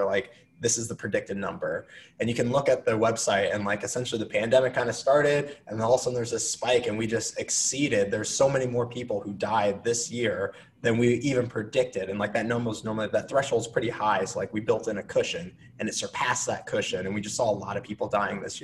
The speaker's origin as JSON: {"language": "English", "country": "United States", "tie": "born or raised there", "moved": "yes", "said": "back where I grew up near Iowa"}